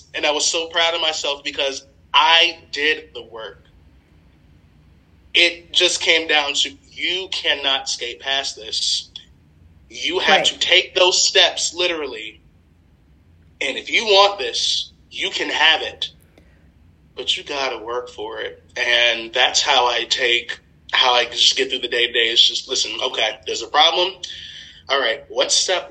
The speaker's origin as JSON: {"language": "English", "region": "Maryland", "country": "United States", "also_born_or_lived": "West Virginia", "said": "I'm from Maryland, but I went to school out of state, Marshall University in West Virginia"}